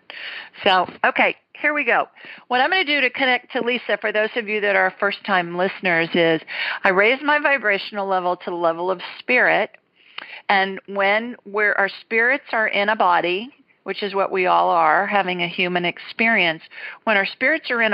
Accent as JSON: {"language": "English", "town": "Columbus", "region": "Ohio", "country": "United States", "tie": "born or raised there", "also_born_or_lived": "Alabama", "moved": "yes", "said": "I grew up in a neighborhood called Worthington Hills"}